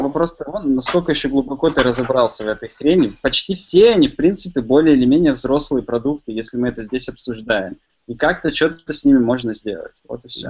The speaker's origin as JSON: {"language": "Russian", "town": "Chelyabinsk", "region": "Chelyabinsk Oblast", "country": "Russia", "said": "Я сам из Челябинска"}